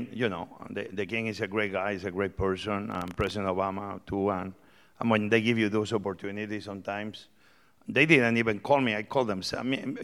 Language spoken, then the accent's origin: English; Barcelona, Catalonia, Spain; English is a second language; moved away as an adult; also born or lived in Asturias, Spain; now in United States; I was born in North Spain, Asturias. And very quickly, when I was five, my father and mother moved to Barcelona.